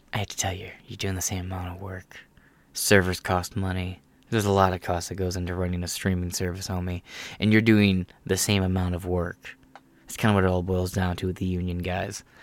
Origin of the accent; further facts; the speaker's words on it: Michigan, Ohio area, United States; I'm from the Mile Hill area, which is, like, the Michigan, uh, Michigan, Ohio area